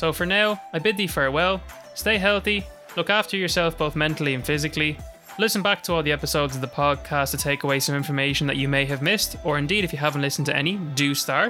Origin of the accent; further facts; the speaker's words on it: Jordan; born there; since I met him on holiday one year in the country that I was born in Jordan.